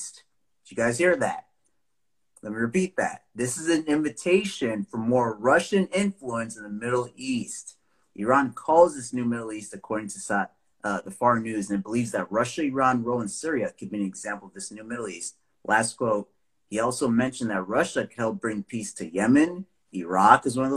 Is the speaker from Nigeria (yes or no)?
yes; Nigeria; I'm from Nigeria